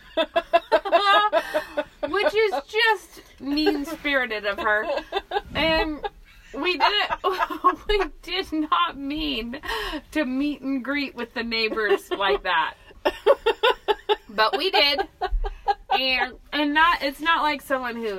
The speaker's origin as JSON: {"language": "English", "town": "Moscow", "region": "Idaho", "country": "United States", "tie": "born or raised there", "said": "I grew up in Moscow, lived here my whole life"}